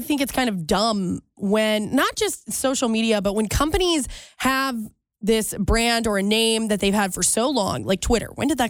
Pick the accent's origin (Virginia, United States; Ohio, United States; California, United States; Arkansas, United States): Ohio, United States; Cincinnati; because I'm from Cincinnati, right? I moved away for a while. And since I've moved back, which has been a year and a half now